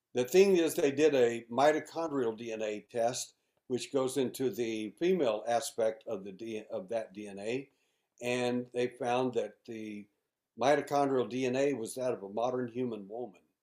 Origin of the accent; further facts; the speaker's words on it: Mayhill, New Mexico, United States; also born or lived in Midland, Texas; now in Houston, United States; when I was a little boy. Uh, we moved from Midland, Texas, to uh, Mayhill, New Mexico